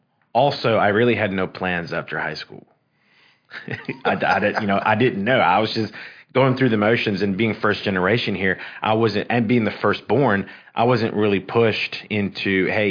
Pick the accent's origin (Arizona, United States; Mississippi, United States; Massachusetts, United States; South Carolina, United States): South Carolina, United States; Columbia; also born or lived in Mexico; My dad's from Mexico. My mom's from Nicaragua. They met in Texas at a seminary. And they were called to start a Hispanic church in Columbia, South Carolina. And so we came over when I was 4 years old.